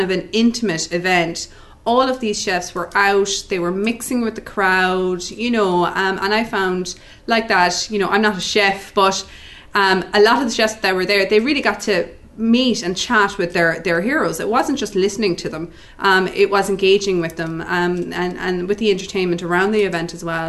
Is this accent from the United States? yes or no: no; West Cork, Munster, Ireland; moved away; I'm from West Cork originally